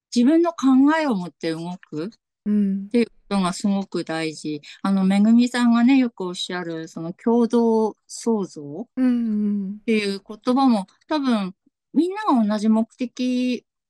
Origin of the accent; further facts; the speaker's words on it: Tsugaru, Aomori, Japan; accent: Tsugaru dialect; ちょっとなんか今日津軽弁が、 津軽弁が出るかもしれません